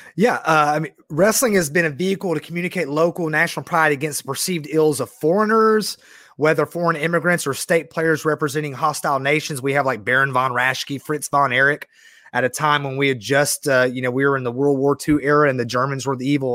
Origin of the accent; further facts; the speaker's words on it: Georgia, United States; I love being from the South